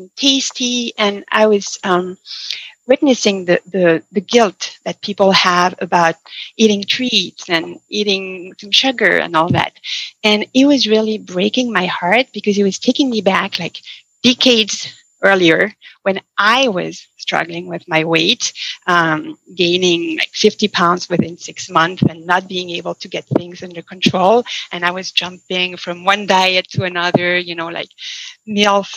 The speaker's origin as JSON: {"language": "English", "country": "France", "tie": "born or raised there", "moved": "as an adult", "lives_now": "Seattle, United States", "said": "I was born and raised in France, as you mentioned, and I moved to the States in 2000 and moved to Seattle in 2005. I was already an adult"}